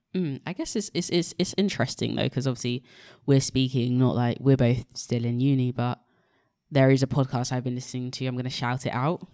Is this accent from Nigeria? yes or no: yes; Nigeria; being Nigerian